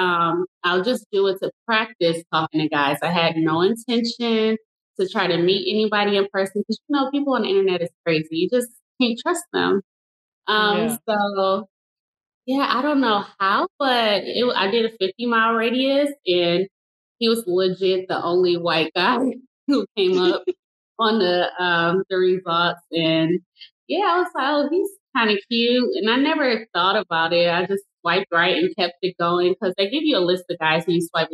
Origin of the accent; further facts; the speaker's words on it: Detroit, Michigan, United States; moved away as an adult; now in Dallas, United States; I am originally from Detroit, relocated to Dallas, Texas.